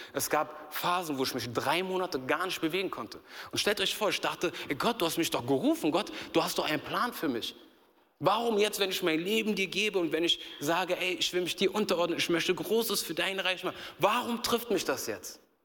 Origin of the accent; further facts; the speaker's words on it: Berlin, Germany; ich bin in Berlin groß geworden